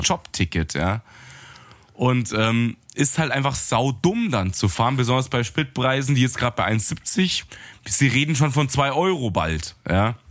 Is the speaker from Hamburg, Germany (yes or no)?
no; Munich, Bavaria, Germany; als Münchner, der hier so, so Low-Gebäude nur kennt